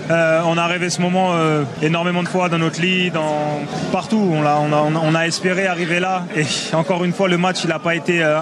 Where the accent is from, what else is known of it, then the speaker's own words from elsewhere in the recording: Côte d’Ivoire; C'est pas une surprise pour nous les Ivoiriens. Toi, Ivoiriens, c'est pas une surprise.